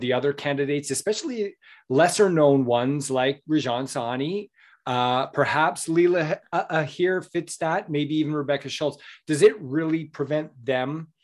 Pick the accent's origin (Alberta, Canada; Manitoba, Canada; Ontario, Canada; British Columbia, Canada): Alberta, Canada; Southern; I grew up in Southern Alberta, and I've been on many a horse in my day